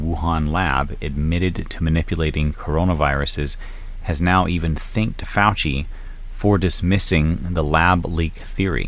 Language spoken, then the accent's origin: English; North Carolina, United States; moved away; back home in my home state of North Carolina